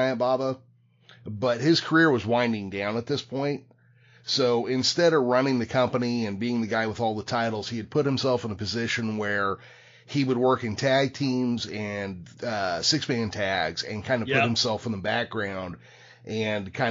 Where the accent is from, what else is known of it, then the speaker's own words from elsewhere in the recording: West Coast, United States; growing up on the West Coast